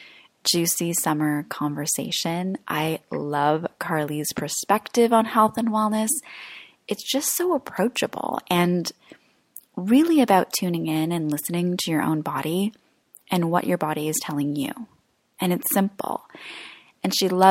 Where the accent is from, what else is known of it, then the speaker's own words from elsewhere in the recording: Croatia; moved away; I'm in my home country right now of Croatia